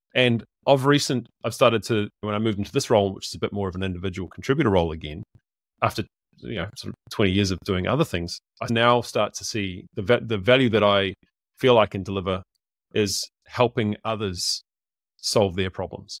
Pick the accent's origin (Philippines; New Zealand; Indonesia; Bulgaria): New Zealand; I'm a Kiwi